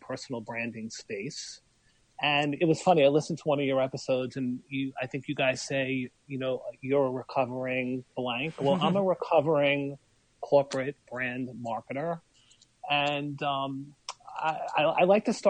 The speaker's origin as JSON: {"language": "English", "town": "New York City", "region": "New York", "country": "United States", "also_born_or_lived": "Long Branch, New Jersey", "moved": "yes", "said": "I'm from Brooklyn. Well, my mom's from Canada. My dad's from Brooklyn. And you can take the boy out of Brooklyn"}